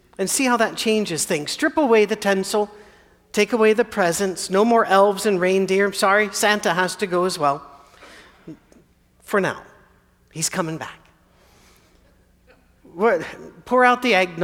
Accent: Scotland, United Kingdom; I'm Scottish

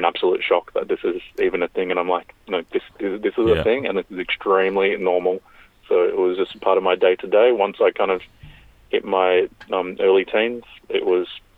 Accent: Sydney, New South Wales, Australia; also born or lived in Forster, New South Wales; I grew up in Sydney, living on Gadigal country. So my mum and dad moved here when I was about 3 years old.

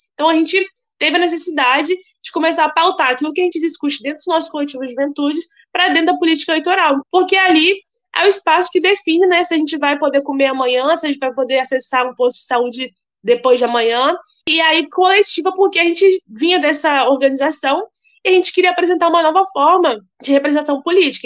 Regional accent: Cariacica, Espírito Santo, Brazil; sou de Cariacica, um município da Grande Vitória, né, no estado do Espírito Santo e moradora de uma periferia, é, Padre Gabriel

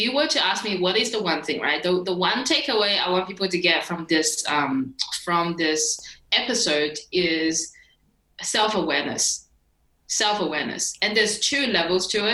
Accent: China; I was born in China. And like growing up was a freaking struggle.

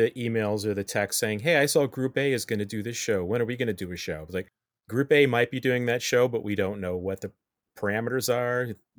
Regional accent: Midwest, United States; I grew up in the Midwest. Lance, you grew up in the Midwest. And there was no community theater where I grew up. I can tell you that. And coming out here, it's so nice to have those outlets.

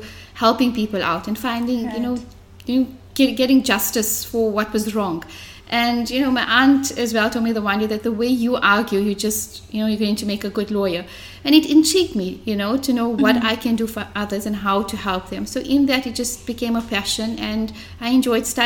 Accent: Johannesburg, Gauteng, South Africa; moved away as an adult; now in Durban, South Africa; I was born and brought up in Fordsburg, the heart of Johannesburg

